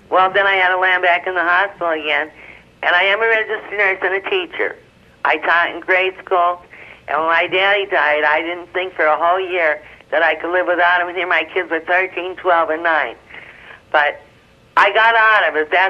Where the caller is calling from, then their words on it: Wilkes-Barre, Pennsylvania, United States; Well, I'm from Wilkes-Barre, Pennsylvania, sister, near the Pocono Mountains.